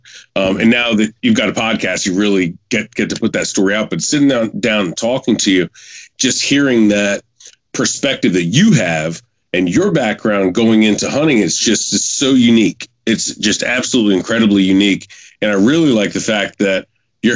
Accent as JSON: {"language": "English", "region": "Maryland", "country": "United States", "moved": "yes", "lives_now": "Northern Virginia, United States", "said": "I'm originally from Maryland"}